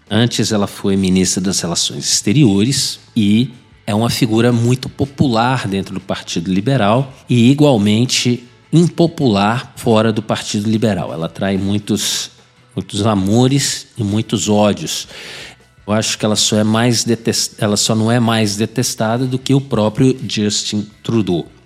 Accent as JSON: {"language": "Portuguese", "country": "Brazil", "second_language": "Portuguese", "moved": "as an adult", "lives_now": "Ottawa, Canada", "said": "eu sou brasileiro e policial na cidade de Ottawa, capital do nosso glorioso Canadá."}